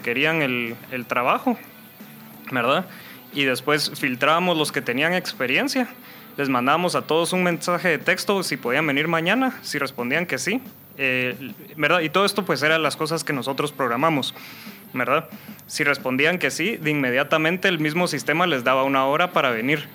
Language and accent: Spanish; Guatemala; also born or lived in North Carolina, United States / England; yo soy Chapín, aquí crecí